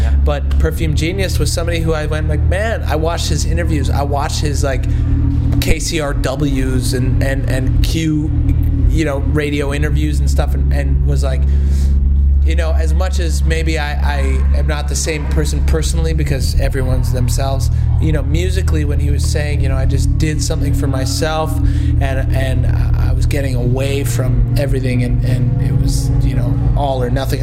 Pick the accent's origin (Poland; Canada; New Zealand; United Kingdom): Canada; accent: Canadian; I am from Canada